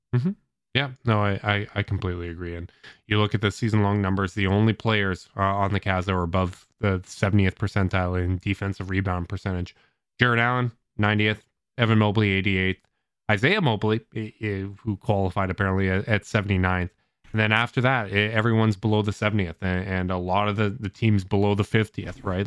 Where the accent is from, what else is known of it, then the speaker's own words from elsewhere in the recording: Canada; as a Canadian